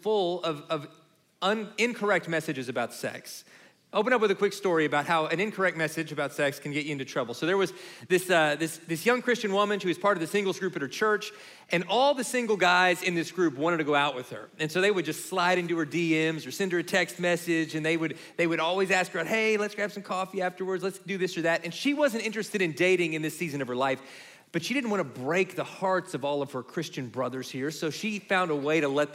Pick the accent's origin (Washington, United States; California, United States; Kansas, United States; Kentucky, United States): Kentucky, United States; where we grew up in Kentucky